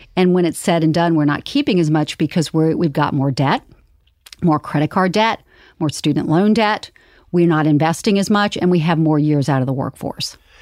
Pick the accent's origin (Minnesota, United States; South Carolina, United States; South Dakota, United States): South Carolina, United States; Charleston; I grew up in Charleston, South Carolina